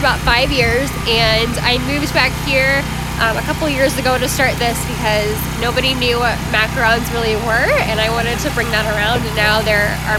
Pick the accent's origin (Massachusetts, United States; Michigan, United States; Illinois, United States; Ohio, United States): Ohio, United States; Warren; moved away as an adult; also born or lived in Pittsburgh; I'm actually from Warren, and when I started doing this professionally, I moved to Pittsburgh and I was a pastry chef there for about 5 years, and I moved back here a couple years ago